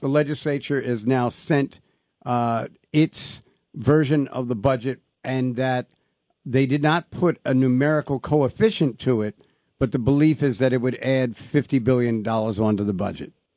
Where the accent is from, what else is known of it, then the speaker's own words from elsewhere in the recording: New York City, New York, United States; I was born in Brooklyn